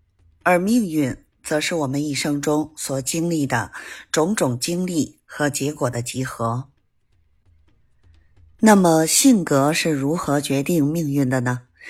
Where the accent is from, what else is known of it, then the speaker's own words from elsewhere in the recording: Beijing, China; ，咱们下期节目再